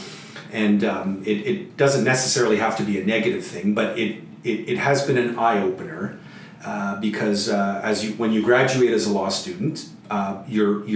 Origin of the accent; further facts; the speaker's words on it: Sudbury, Ontario, Canada; also born or lived in Ottawa; my hometown in Sudbury, where my drive to work might only be 10 minutes